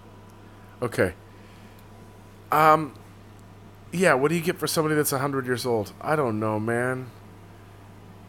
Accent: Santa Cruz, California, United States; now in New York City, United States; I'm from Santa Cruz, California

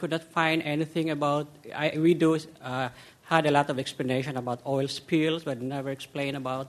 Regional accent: Philippines; moved away; I am from the Philippines, and my country is too close to Japan

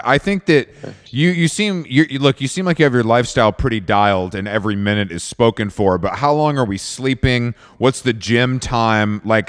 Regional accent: Atlanta, Georgia, United States; I'm from Atlanta

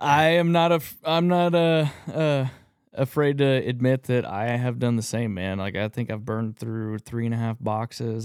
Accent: Texas, United States; I grew up in Texas, rifle hunting

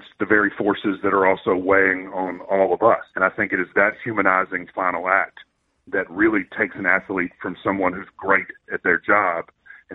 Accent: United States; I'm an American.

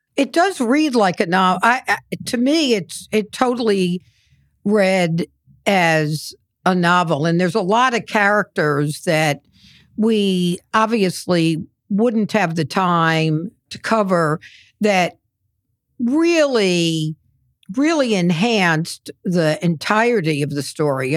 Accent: New York, United States; as a New Yorker

